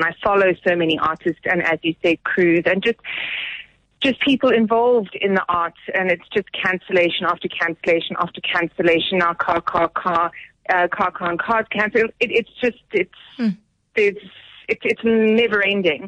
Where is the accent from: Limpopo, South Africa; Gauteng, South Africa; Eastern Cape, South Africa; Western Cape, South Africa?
Gauteng, South Africa; Johannesburg; also born or lived in Cape Town; I grew up in Joburg. I'm Joburg born and bred and very proudly.